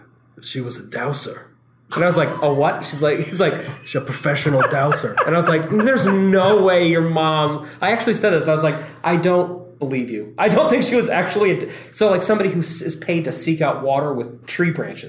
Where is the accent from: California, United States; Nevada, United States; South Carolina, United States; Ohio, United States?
Nevada, United States; she'd go inside the desert. I'm from Nevada.